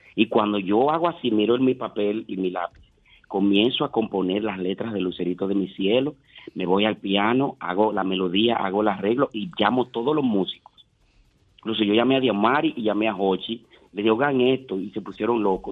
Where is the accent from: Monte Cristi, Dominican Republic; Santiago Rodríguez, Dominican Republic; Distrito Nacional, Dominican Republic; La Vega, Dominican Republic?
Monte Cristi, Dominican Republic; Montecristi; moved away; yo soy un artista dominicano que vengo de Montecristi